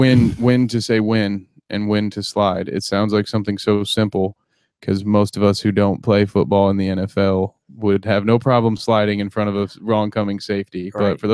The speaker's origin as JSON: {"language": "English", "region": "Southern Indiana", "country": "United States", "tie": "born or raised there", "said": "I was raised in Southern Indiana."}